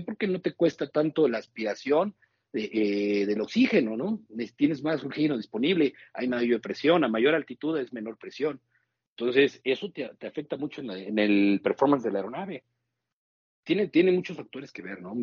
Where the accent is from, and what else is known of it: Mexico; also born or lived in Toluca